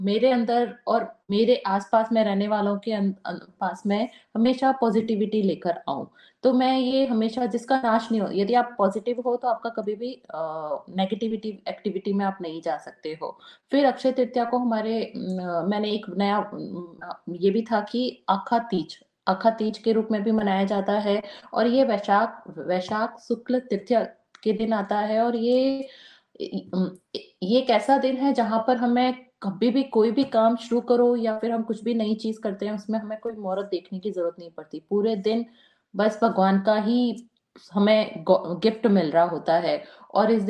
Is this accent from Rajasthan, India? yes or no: yes; Rajasthan, India; राजस्थान में तो मैं राजस्थान से बिलोंग करती हूँ